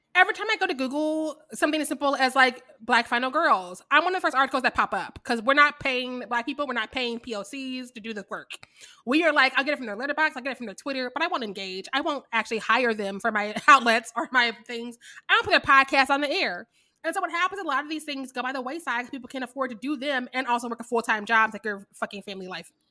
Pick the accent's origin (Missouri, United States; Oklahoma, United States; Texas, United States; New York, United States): Missouri, United States; Kansas City; I am from Kansas City, Missouri